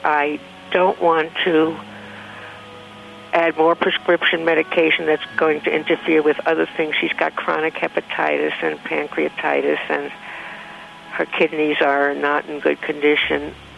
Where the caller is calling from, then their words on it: South Lake Tahoe, California, United States; South Lake Tahoe, California.